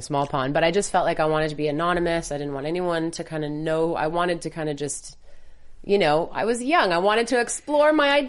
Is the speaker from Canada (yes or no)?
yes; Montreal, Quebec, Canada; I'm Canadian. I'm from Montreal.